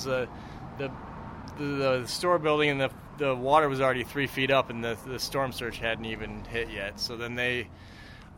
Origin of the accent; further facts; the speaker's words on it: Iowa, United States; now in Florida, United States; I'm from Iowa, so I think I'm going to move back to Iowa